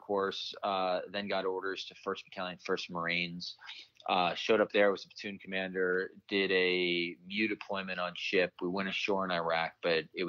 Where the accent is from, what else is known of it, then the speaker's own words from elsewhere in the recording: New York, United States; I'm from New York